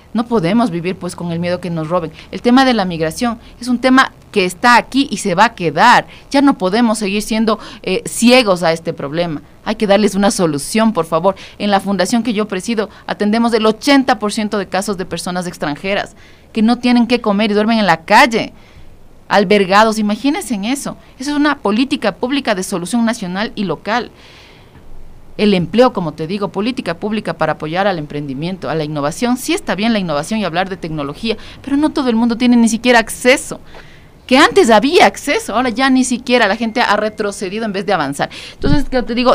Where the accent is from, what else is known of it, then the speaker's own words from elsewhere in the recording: Quito, Pichincha, Ecuador; Nosotros empezamos este, este proyecto en el, eh, como quiteños en el 2013